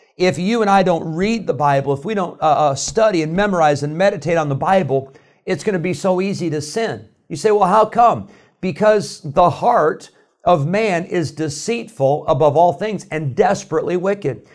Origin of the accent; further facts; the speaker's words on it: Illinois, United States; moved away; I grew up in Illinois, and I grew up in a great church